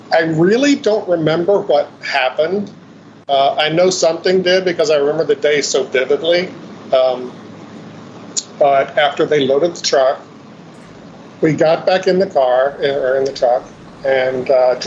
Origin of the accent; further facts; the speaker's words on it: Shenandoah Valley, Virginia, United States; I grew up in Virginia, in the Shenandoah Valley, really pretty part of the state